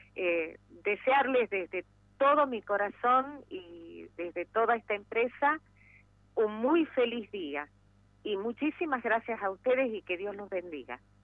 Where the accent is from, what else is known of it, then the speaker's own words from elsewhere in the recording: Argentina; soy argentina por nacimiento y ferretera por opción